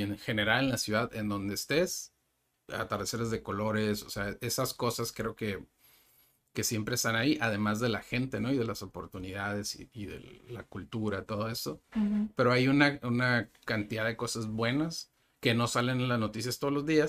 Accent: Ensenada, Baja California, Mexico; moved away as an adult; now in Tijuana, Mexico; Yo nací en Ensenada

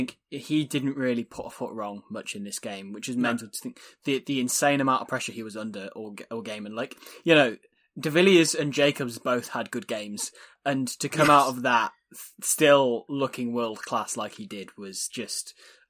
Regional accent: Ireland; as an Irishman, that's Brian O'Driscoll has never got to.

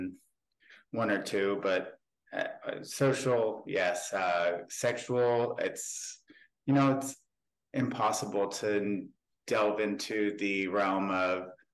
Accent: Ohio, United States; I am from Ohio in the United States of America. I am 32 years old. I grew up on a farm

